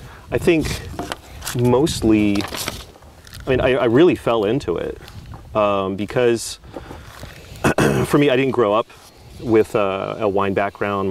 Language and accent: English; Prescott, Arizona, United States; moved away as an adult; now in Oregon, United States; the town that I grew up in, Prescott, Arizona.